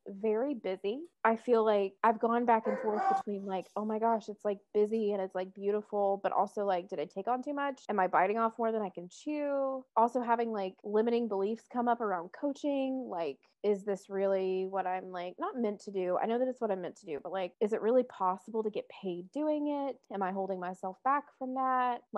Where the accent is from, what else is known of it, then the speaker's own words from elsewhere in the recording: the South, United States; If you can tell, I grew up in the South.